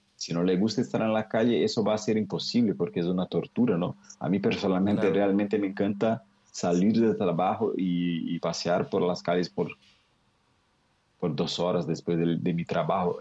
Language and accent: Spanish; Cássia, Minas Gerais, Brazil; Spanish is a second language; Yo crecí, yo nací crecí en un pueblo, una ciudad muy pequeña con 18 mil habitantes que se llama Casia. Es como el interior de, de Brasil